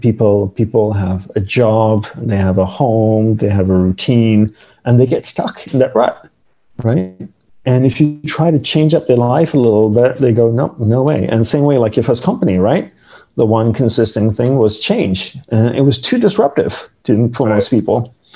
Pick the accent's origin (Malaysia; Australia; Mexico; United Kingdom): Malaysia; moved away as an adult; I grew up in Malaysia